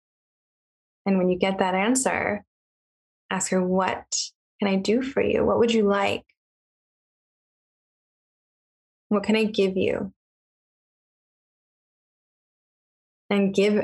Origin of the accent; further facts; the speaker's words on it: Riverside County, California, United States; I actually grew up in Riverside County.